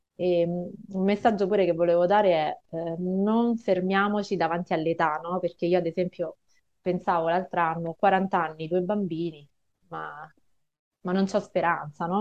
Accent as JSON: {"language": "Italian", "town": "Rome", "region": "Lazio", "country": "Italy", "said": "io sono di Roma"}